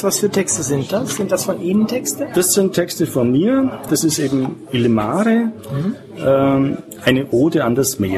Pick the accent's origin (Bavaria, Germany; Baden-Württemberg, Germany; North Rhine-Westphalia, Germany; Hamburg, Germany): Baden-Württemberg, Germany; Und äh, dann als Schwabe, man ist natürlich sparsam